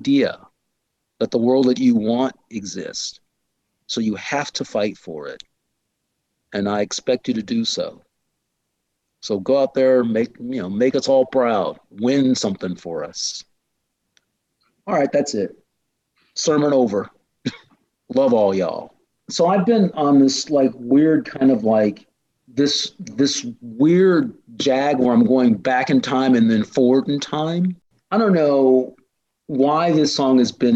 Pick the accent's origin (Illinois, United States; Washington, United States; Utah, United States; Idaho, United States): Illinois, United States; my state, such as it is, Illinois